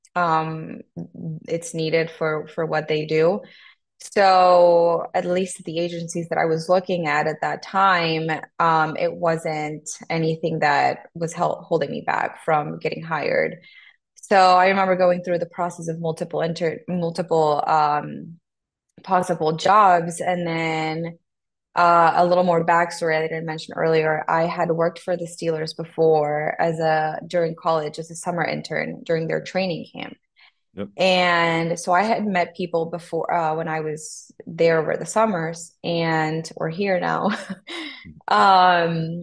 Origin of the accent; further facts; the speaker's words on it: Tegucigalpa, Francisco Morazán, Honduras; English is a second language; moved away as an adult; also born or lived in Texas; I was born in Tegucigalpa, that's the capital. Born and raised there until I was 18